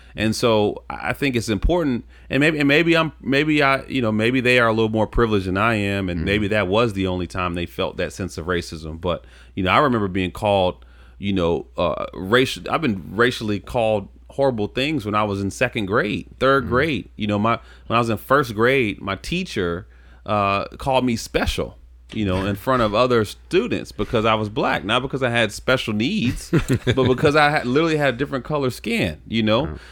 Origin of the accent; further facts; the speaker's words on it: Charlottesville, Virginia, United States; I grew up in Charlottesville.